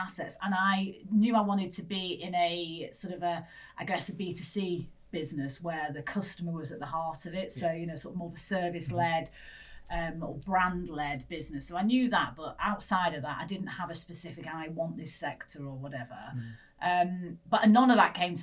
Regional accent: Manchester, North West England, United Kingdom; accent: northern; moved away; As you can tell, northerner. Dulcet tones of northernness in it. So I grew up in Manchester

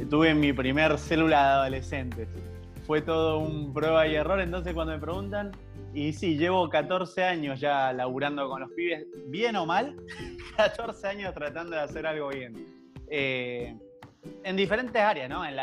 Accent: Mendoza, Argentina; now in Buenos Aires, Argentina; casado con una cordobesa y bueno, viviendo hace siete años en Buenos Aires, entonces mi tonada puede variar mucho, así que no, hay problema.

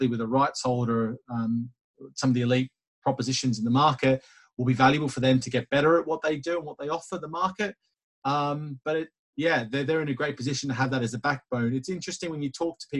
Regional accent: Australia; being the Aussie that I am

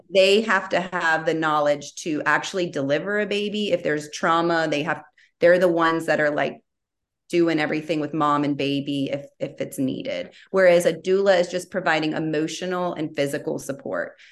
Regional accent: Baton Rouge, Louisiana, United States; moved away as an adult; now in Austin, United States; I am from Baton Rouge, born and raised.

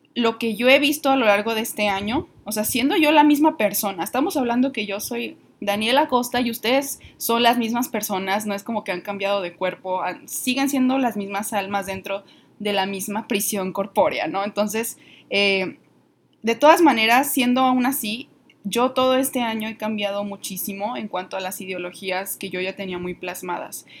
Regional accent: northern Mexico, Mexico; aquí en, el norte del país, donde, de donde yo soy

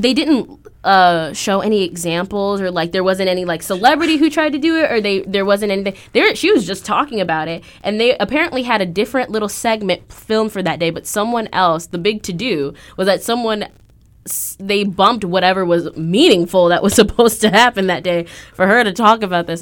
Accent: Aurora, Illinois, United States; moved away; I'm from Aurora, Illinois

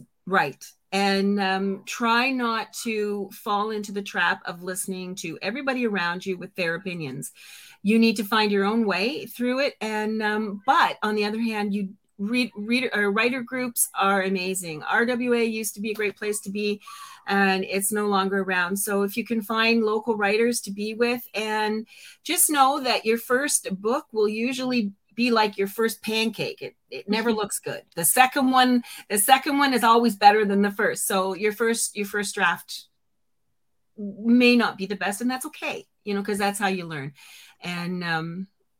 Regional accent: just outside of Toronto, Ontario, Canada; I'm Canadian, just outside of Toronto

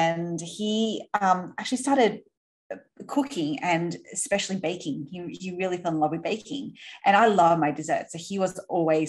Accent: Sydney, New South Wales, Australia; accent: Aussie; you might be able to tell by my accent. I am Aussie. So we grew up in Sydney

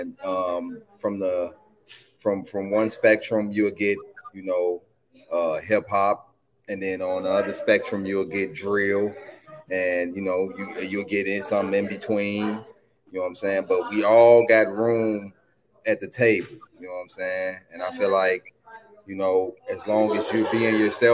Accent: Chicago, Illinois, United States; I'm from Chicago, east side of Chicago. You know what I'm saying? Technically the south side of Chicago, but east side of Chicago

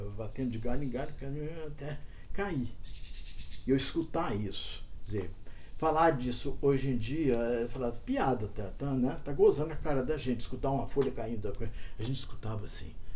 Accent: Cerrado, Brazil; eu fui criado muito no, aqui no Cerrado

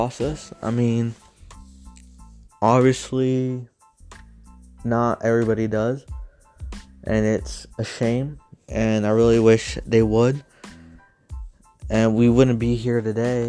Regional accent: San Antonio, Texas, United States; I'm from Texas, San Antonio, to be exact

